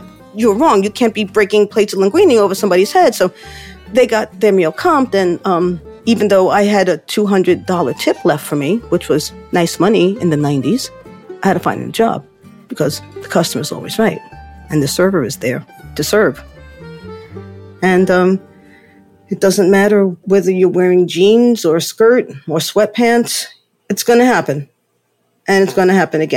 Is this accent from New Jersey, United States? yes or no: no; New York City, New York, United States; I'm from the Bronx